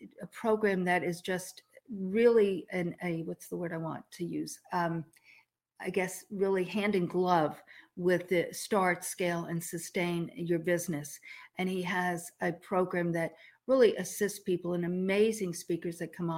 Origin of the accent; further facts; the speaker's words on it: outside of New York City, United States; moved away as an adult; now in Texas, United States; the New York girl growing up outside of New York City in the 50s, 60s, 70s, 80s. And then I moved to Texas in 87